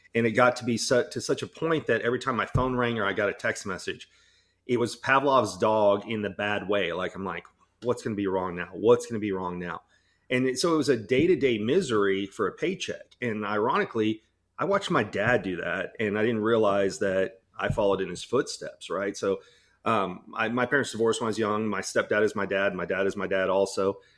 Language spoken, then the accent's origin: English; Texas, United States; when I grew up in Texas